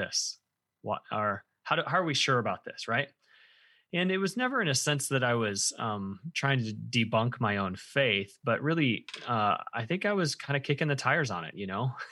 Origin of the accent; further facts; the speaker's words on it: central Illinois, United States; moved away as an adult; now in Indiana, United States; I spent most of my life in central Illinois